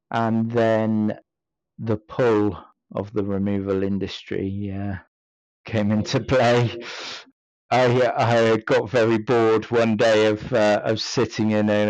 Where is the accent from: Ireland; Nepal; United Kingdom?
United Kingdom; Stockport, North West England; born there; I was born in Stockport, and whilst that may not seem relevant, my family are all from Devon, and I'm the odd one out.